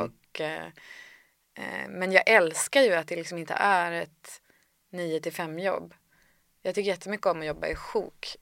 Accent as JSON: {"language": "Swedish", "town": "Härnösand", "region": "Västernorrland County", "country": "Sweden", "tie": "born or raised there", "also_born_or_lived": "Gothenburg, Sweden", "said": "jag föddes i Göteborg, men sen flyttade vi till Härnösand när jag var fyra"}